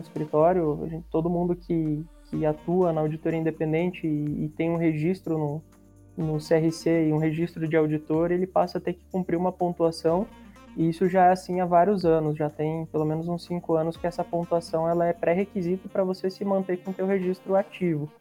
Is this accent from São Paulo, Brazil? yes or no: no; Curitiba, Paraná, Brazil; sou de Curitiba